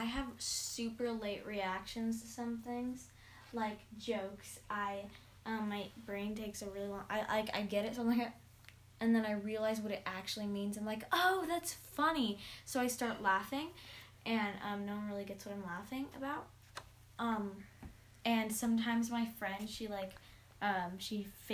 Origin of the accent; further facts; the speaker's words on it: California, United States; I was born in California, and I've lived in the same house all my life, which is in California